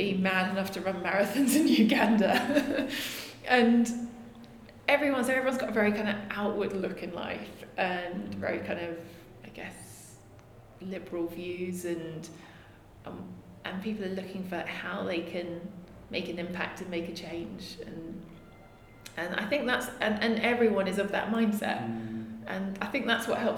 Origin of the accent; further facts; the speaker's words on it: London, United Kingdom; I'm from London, West London